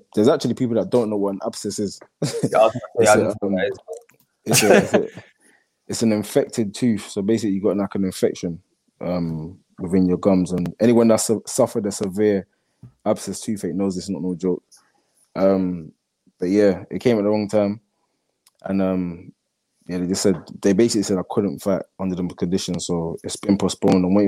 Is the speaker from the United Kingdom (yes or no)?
yes; London, United Kingdom; where I grew up in East London